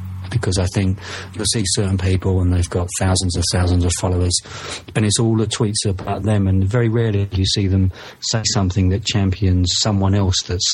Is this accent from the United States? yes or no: no; United Kingdom; maybe it's because of my accent, maybe it's because I'm from the UK